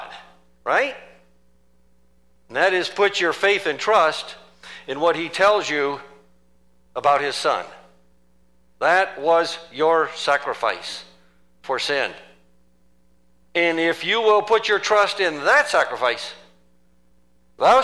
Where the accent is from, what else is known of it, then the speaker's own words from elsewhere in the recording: United States; moved away; being an American and from American Christendom